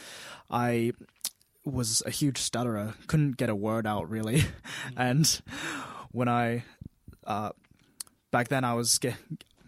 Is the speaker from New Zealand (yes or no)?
yes; Dunedin, Otago, New Zealand; raised right here in Dunedin all the way through primary school to high school, now university